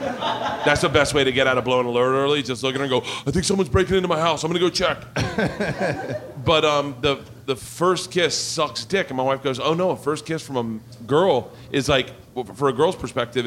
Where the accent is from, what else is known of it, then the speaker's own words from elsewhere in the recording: the South, United States; that's why I say, because I grew up in the South.